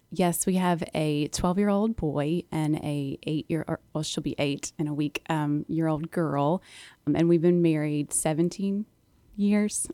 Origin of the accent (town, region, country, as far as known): Charlottesville, Virginia, United States; born or raised there